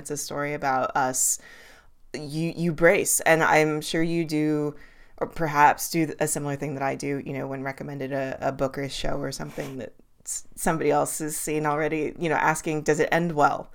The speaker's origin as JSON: {"language": "English", "town": "Los Angeles", "region": "California", "country": "United States", "tie": "born or raised there", "moved": "yes", "said": "I do live in the woods now, but I grew up in Los Angeles"}